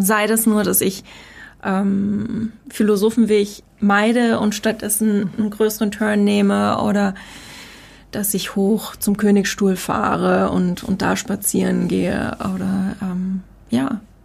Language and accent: German; Heidelberg, Baden-Württemberg, Germany; Meine Eltern kommen aus Norddeutschland, ich bin hier unten groß geworden